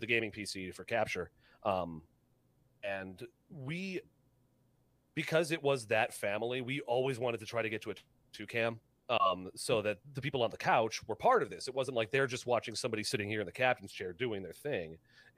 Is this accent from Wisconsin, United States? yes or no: yes; Milwaukee, Wisconsin, United States; moved away; I'm originally from Milwaukee, Wisconsin